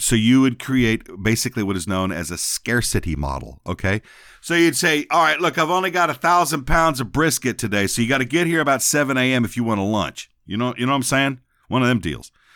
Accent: San Antonio, Texas, United States; now in Memphis, United States; where I grew up was in San Antonio

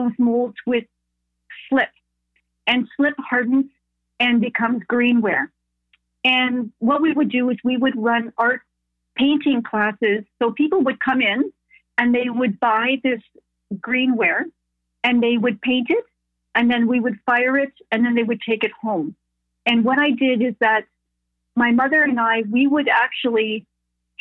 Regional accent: Canada; I'm Canadian, but my parents are German

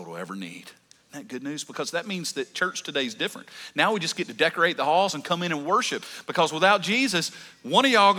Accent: the South, United States; I grew up in the South

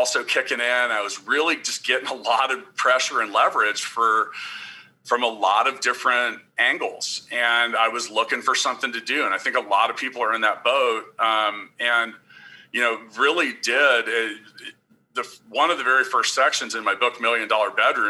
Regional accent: Kansas City, United States; I am from Kansas City.

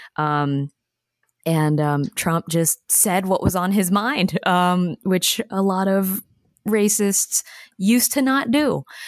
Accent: Alabama, United States; I'm from Alabama

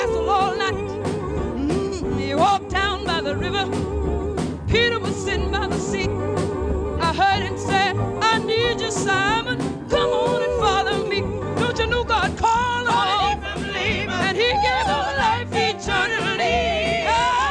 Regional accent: United States; I'm American

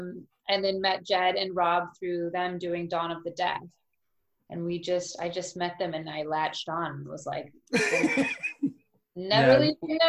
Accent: United States; moved away as an adult; now in London, United Kingdom; I'm American.

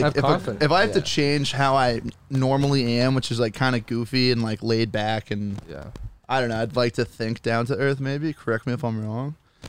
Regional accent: New England, United States; moved away; as an Irish Catholic kid from like New England.

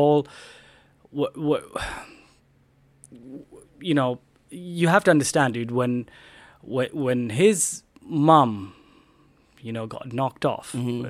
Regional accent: United States; I'm an American

